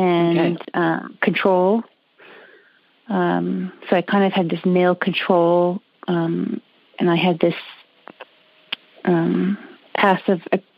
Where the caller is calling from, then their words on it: Canada; I'm calling from Canada.